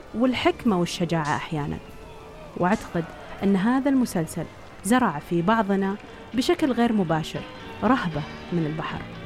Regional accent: Riyadh, Riyadh Province, Saudi Arabia; إني انولدت وعشت في الرياض

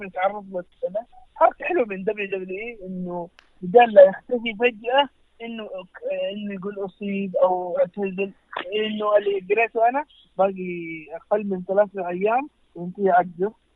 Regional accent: Saudi Arabia; احنا كجمهور سعودي عربي

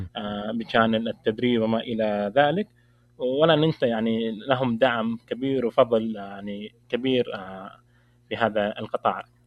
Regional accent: Saudi Arabia; عندنا في المملكة العربية السعودية

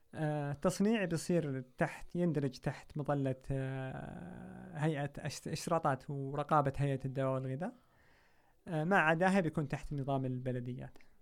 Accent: Saudi Arabia; احنا كسعوديين

